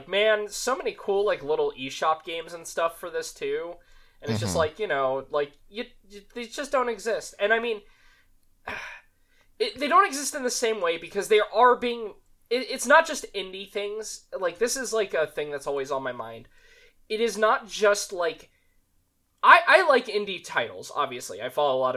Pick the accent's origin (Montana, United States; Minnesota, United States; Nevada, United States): Nevada, United States; Las Vegas; I come from Vegas. I was lucky enough to be born in Vegas